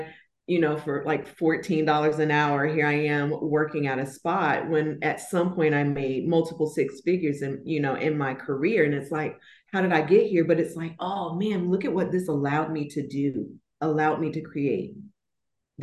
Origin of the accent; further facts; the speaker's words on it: Florida, United States; moved away as an adult; I'm originally from Florida. I've moved from Florida and now I'm relocated to a whole new city, a whole new state, whole new time zone